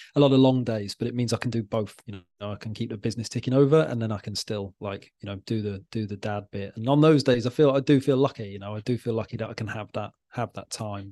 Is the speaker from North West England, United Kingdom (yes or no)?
no; Wales, United Kingdom; now in Wallasey, United Kingdom; I'm from Wales originally